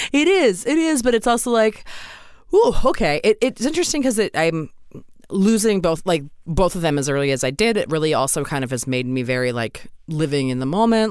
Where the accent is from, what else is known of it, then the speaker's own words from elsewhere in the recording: Maryland, United States; I'm from Maryland originally